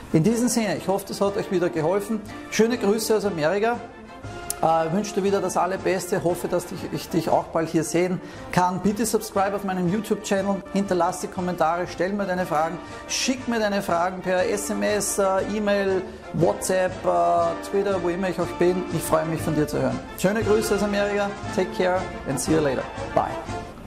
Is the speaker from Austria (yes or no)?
yes; Austria; moved away as an adult; Ich bin teilweise vier Stunden äh, von meinem Heimatort nach Wien gependelt